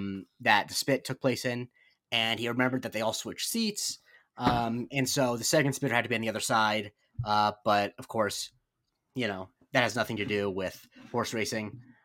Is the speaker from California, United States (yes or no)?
no; Rye, New York, United States; moved away; I'm originally from New York.